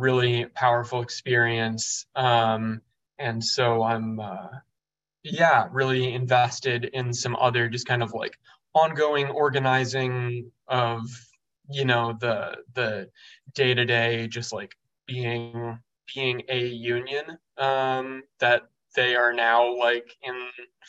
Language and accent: English; Evanston, Illinois, United States; moved away as an adult; also born or lived in St. Paul, Minnesota; now in New York, United States; I'm originally from Evanston, Illinois, right off the north side of Chicago